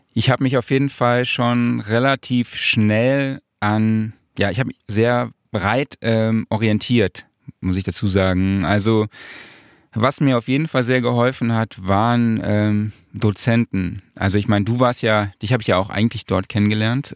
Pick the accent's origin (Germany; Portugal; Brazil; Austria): Germany; Saarland; moved away as an adult; now in Cologne, Germany; ich komme aus dem Saarland